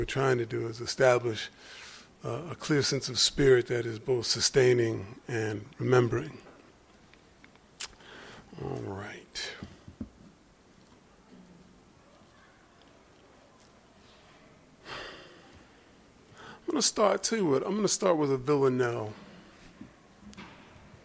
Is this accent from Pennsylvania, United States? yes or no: yes; Philadelphia, Pennsylvania, United States; I grew up in Philadelphia